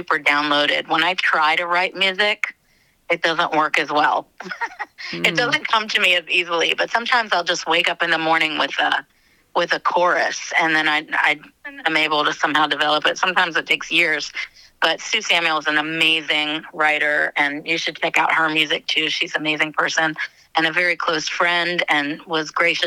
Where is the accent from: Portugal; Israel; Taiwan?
Israel; also born or lived in United States; I was born in Israel, and I've lived there on and off my whole life.